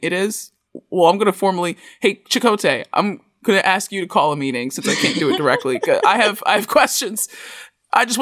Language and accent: English; United States; being an American